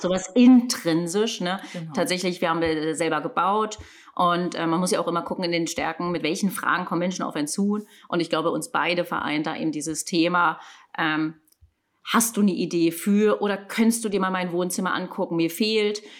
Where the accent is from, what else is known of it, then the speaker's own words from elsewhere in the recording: Berlin, Germany; komme auch aus Berlin